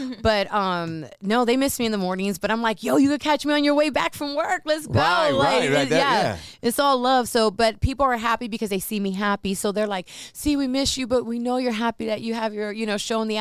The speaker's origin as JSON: {"language": "English", "town": "Compton", "region": "California", "country": "United States", "tie": "born or raised there", "also_born_or_lived": "Los Angeles, California / Las Vegas, Nevada", "said": "I'm from Southern Cali. Like, I have family, I have friends."}